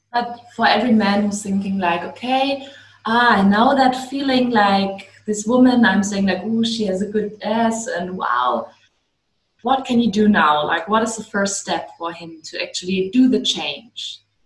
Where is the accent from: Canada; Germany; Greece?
Germany; I'm I'm from Germany.